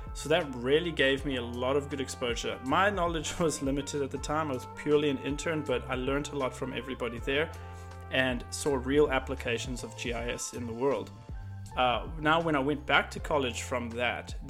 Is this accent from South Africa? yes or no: yes; South Africa; moved away as an adult; now in Austin, United States; I'm a South African that lives just outside of Austin, Texas